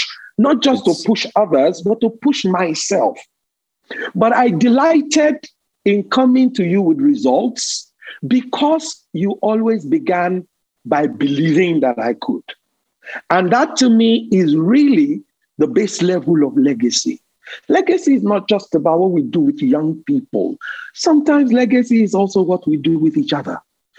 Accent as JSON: {"language": "English", "country": "Nigeria", "tie": "born there", "said": "My parents were not rich. I was born in Nigeria"}